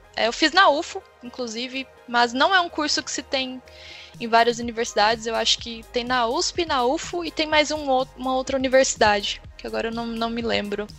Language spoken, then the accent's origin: Portuguese; Uberlândia, Minas Gerais, Brazil; eu sou de Uberlândia, né? Minas Gerais